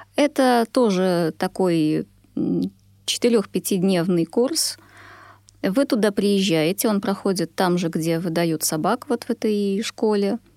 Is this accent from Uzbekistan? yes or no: no; Belarus; also born or lived in Sweden; now in Russia; Я родом из Беларуси